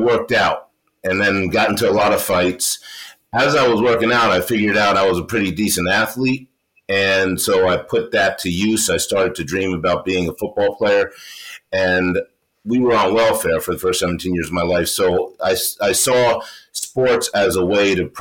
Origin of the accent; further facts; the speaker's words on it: New York City, New York, United States; also born or lived in St. Thomas, US Virgin Islands; she decided that she was going to bring me back to New York, where she was from. So we went back to New York